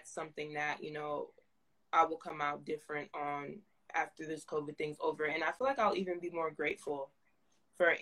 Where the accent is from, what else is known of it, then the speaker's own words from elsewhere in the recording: New Jersey, United States; right now, I'm in Jersey. I'm from Jersey. I live here